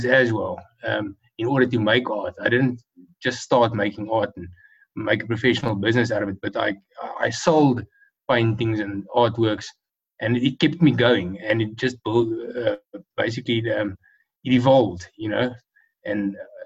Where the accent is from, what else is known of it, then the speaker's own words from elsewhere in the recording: Pretoria, Gauteng, South Africa; I was born in Pretoria in 1980 in South Africa, the Republic of South Africa. And I've completed my school years, my matric, and my studies all here in Pretoria